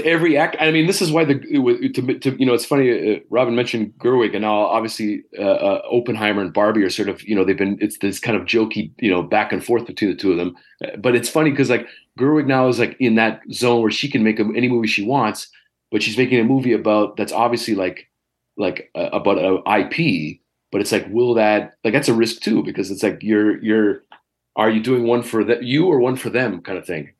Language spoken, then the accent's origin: English; Toronto, Ontario, Canada; as a Canadian and as a local